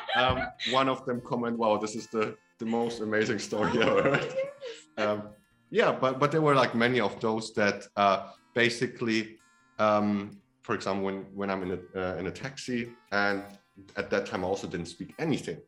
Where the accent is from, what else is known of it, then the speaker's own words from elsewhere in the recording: Hamburg, Germany; moved away as an adult; also born or lived in Poland; now in Taiwan; I was born there. I grew up in Germany